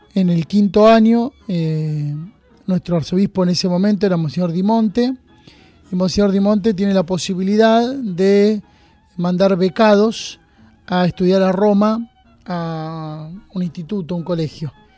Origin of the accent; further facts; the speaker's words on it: Junín, Buenos Aires Province, Argentina; now in San Andrés de Giles, Argentina; yo soy de Junín, nacido en Junín